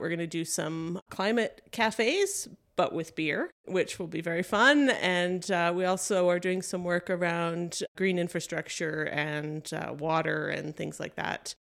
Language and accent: English; Canada; we're Canadian